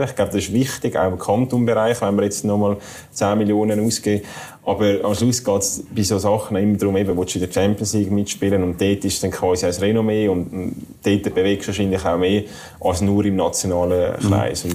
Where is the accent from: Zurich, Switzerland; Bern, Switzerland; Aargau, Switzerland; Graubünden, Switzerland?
Zurich, Switzerland; bei meinem Heimatkanton in Zürich